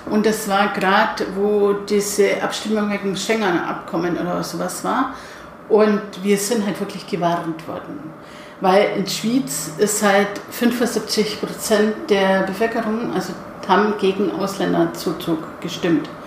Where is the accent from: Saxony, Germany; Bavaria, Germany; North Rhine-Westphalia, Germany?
Bavaria, Germany; wie es bei uns in Bayern sagt man